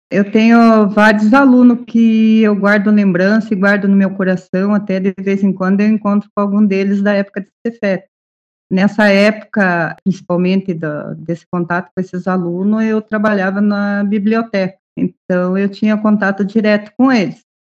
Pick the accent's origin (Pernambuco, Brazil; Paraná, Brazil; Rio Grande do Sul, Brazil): Paraná, Brazil; Ponta Grossa; Sou daqui de Ponta Grossa.